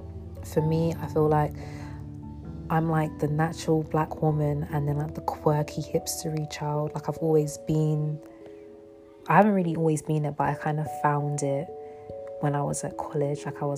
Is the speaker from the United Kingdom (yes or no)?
yes; London, United Kingdom; So for me, I grew up in London, but I moved out of London for 4 years.